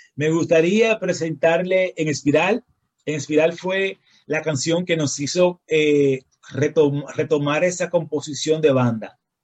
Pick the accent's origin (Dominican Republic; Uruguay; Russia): Dominican Republic; nosotros venimos del país del merengue y la bachata, el son y la salsa.